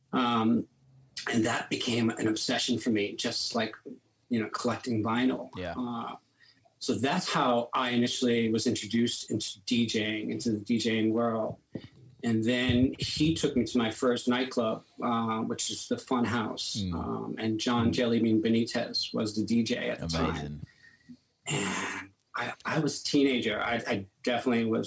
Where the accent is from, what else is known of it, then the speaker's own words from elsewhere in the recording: New York City, New York, United States; we grew up in Brooklyn, in Bensonhurst, Brooklyn, Italian neighborhood.